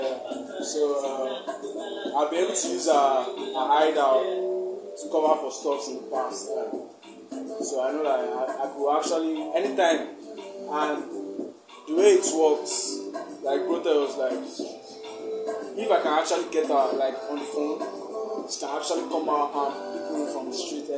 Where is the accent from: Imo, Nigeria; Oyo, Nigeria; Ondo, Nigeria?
Ondo, Nigeria; Akure; also born or lived in Lagos; Akure is my hometown